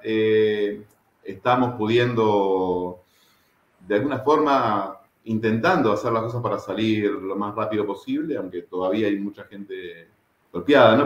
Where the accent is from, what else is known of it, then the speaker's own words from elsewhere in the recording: Merlo, Buenos Aires Province, Argentina; now in Uruguay; Argentino, de familia uruguaya, mis padres este, uruguayos, eh, emigrantes, salieron de Uruguay este, en los años 70 y con mis hermanos y yo nací allá en Buenos Aires, en el conurbano bonaerense, el partido de Merlo.